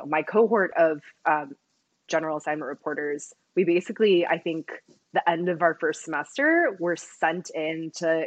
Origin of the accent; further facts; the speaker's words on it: Taipei, Taiwan; also born or lived in Berkeley, California; now in Washington, D.C., United States; I am originally from Taipei, Taiwan, so pretty far away from home right now.